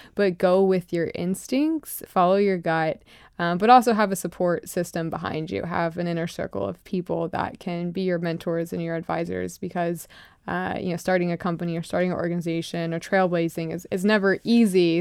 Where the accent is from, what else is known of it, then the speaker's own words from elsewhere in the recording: Lakeland, Florida, United States; So I'm from Florida. I grew up in, uh, Lakeland, Florida, a very small, um, rural part of the country